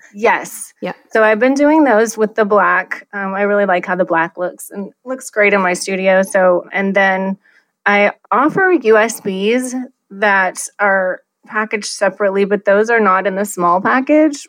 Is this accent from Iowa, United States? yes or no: yes; Iowa, United States; now in Scottsdale, United States; So I have lived in Scottsdale for 20 years, but I'm originally from Iowa.